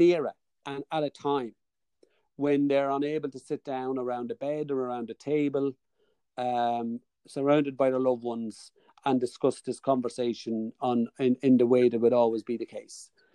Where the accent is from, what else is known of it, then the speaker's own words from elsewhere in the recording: Dundalk, Leinster, Ireland; accent: Dundalk; my Dundalk accent